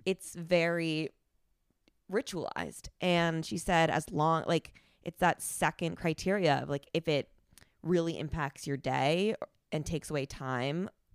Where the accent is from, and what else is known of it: New Jersey, United States; born or raised there; moved away